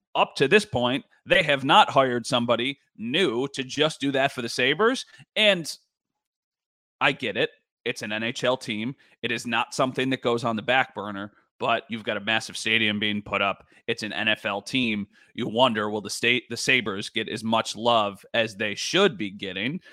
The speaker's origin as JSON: {"language": "English", "area": "Northtowns", "region": "New York", "country": "United States", "lives_now": "Grand Island, United States", "said": "I am from the North Downs, okay? Like, I live currently on Grand Island"}